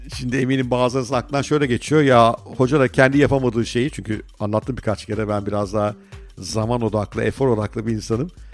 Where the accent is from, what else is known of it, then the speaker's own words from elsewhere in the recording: Ankara, Turkey; çocukluğumu büyük bölümde Ankara'da geçirdim.